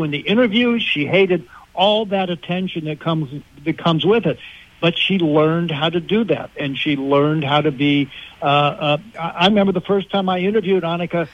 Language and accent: English; Western Pennsylvania, United States; I grew up in Western Pennsylvania